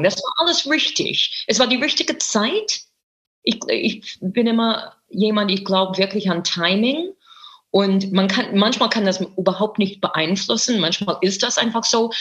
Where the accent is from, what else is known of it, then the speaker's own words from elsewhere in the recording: United States; German is a second language; moved away as an adult; also born or lived in New York; now in Berlin, Germany; ich bin Amerikanerin. Ich bin groß geworden mit The Ed Sullivan Show